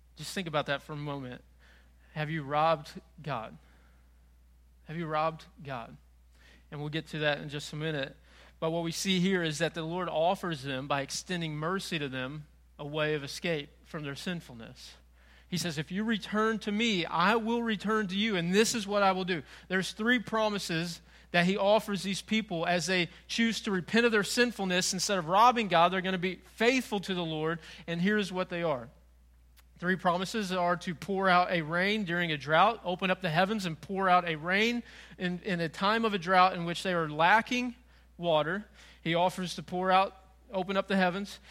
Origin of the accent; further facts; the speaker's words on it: Frank Clay, Missouri, United States; moved away as an adult; also born or lived in North Carolina; I grew up in Frank Clay.